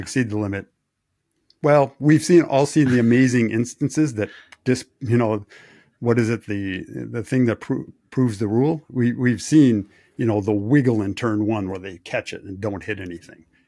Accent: Wisconsin, United States; I grew up in Wisconsin.

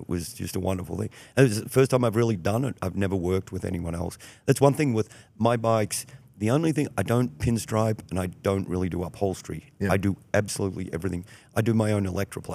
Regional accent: Melbourne, Victoria, Australia; moved away as an adult; also born or lived in Houston / Chicago area; now in Lake County, Illinois, United States; growing up in Australia, especially when I grew up, you know, in the '70s

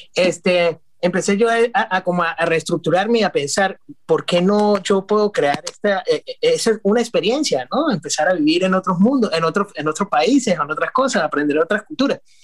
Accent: San Cristóbal, Táchira, Venezuela; moved away as an adult; also born or lived in New York; now in Florida, United States; soy venezolano, nativo de Venezuela y, no es común. nuestra ciudad se llama San Cristóbal. Es una ciudad que queda con frontera con Colombia. a 30 minutos tenemos Colombia, es el estado Táchira

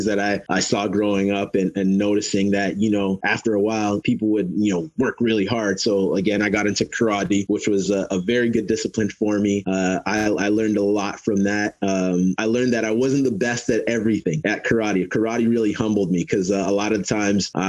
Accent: Toronto, Ontario, Canada; also born or lived in Mississauga / Windsor; I was born and raised in Canada. I was born in Toronto, moved out to Mississauga when I was 16, and then moved out to Windsor when I was 22

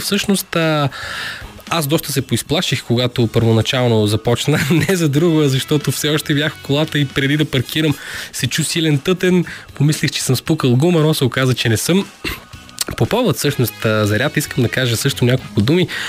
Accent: Bulgaria; съм българин

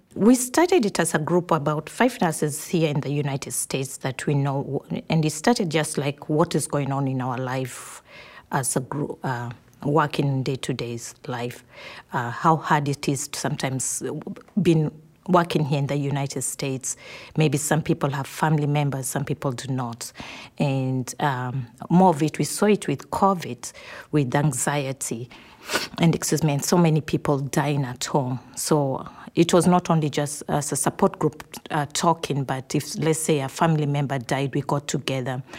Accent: Kenya; moved away as an adult; I'm from Kenya

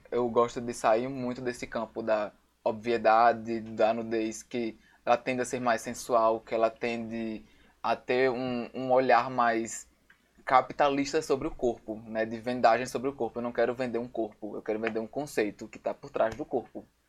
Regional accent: Natal, Rio Grande do Norte, Brazil; sou daqui de Natal

